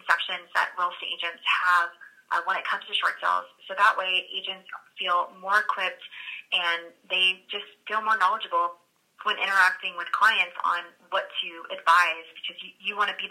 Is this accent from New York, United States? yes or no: no; Florida, United States; now in Dallas-Fort Worth, United States; I'm from Florida